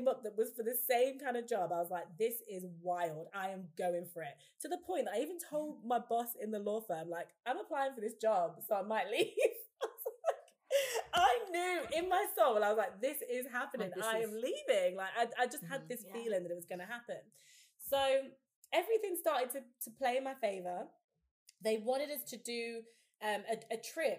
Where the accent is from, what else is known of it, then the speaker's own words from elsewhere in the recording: Leicester, East Midlands, United Kingdom; moved away as an adult; now in London, United Kingdom; I moved back to my hometown in Leicester